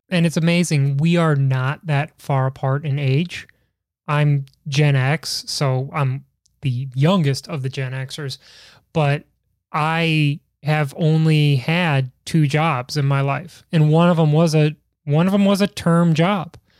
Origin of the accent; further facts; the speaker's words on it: Midwest, United States; Growing up in the Midwest